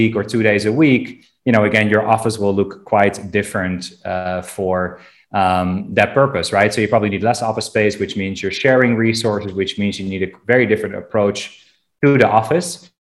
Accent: Amsterdam, North Holland, Netherlands; in Amsterdam, my hometown.

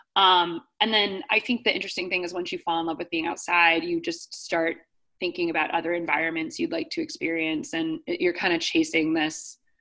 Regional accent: Akron, Ohio, United States; I grew up outside of Akron, Ohio

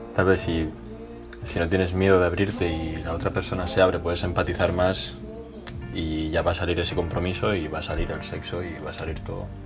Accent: Igualada, Catalonia, Spain; Yo soy de Igualada

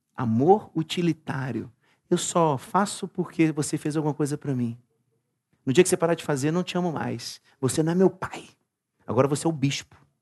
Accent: Brazil; nós somos brasileiros

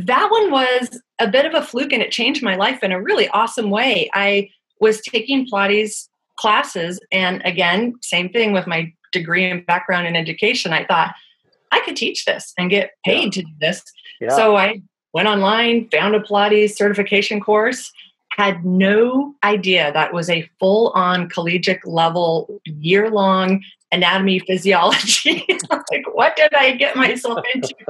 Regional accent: Bainbridge Island, Washington, United States; I'm actually from Bainbridge Island, which is a ferry ride away from Seattle

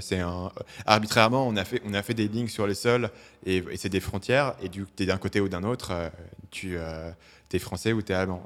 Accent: Paris, Île-de-France, France; moved away; j'ai grandi à Paris

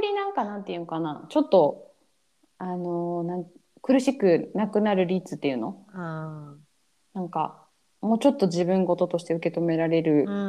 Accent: Japan; moved away; 自分が生まれ育った国

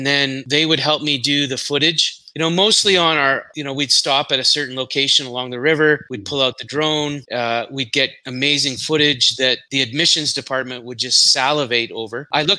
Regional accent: Canada; moved away as an adult; now in Singapore; I'm from Singapore, but originally from Canada

